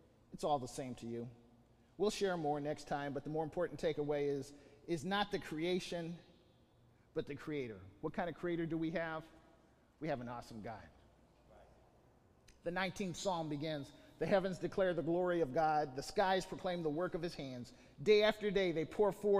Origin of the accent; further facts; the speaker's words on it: Bakersfield, California, United States; civil engineer by vocation, from Bakersfield